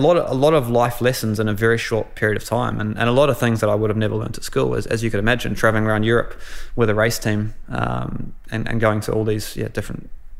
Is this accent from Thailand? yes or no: no; New Zealand; You know, growing up in New Zealand, it's all normal, it's all great, but you don't think too much of it. But when you go abroad, you start to miss those little things and realize what a great country we do live in.